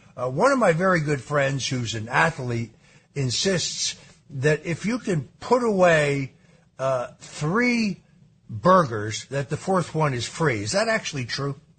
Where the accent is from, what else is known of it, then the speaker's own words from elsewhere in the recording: Norwalk, Connecticut, United States; Born, born in Norwalk